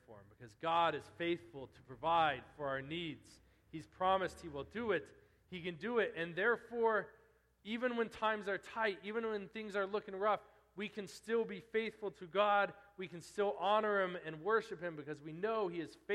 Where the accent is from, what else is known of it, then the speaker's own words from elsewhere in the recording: eastern Colorado, United States; moved away as an adult; I'm out in the middle of nowhere in eastern Colorado now